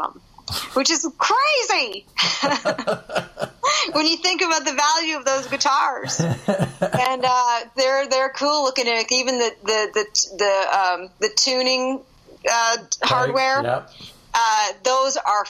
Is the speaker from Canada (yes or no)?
yes; Canada; I'm Canadian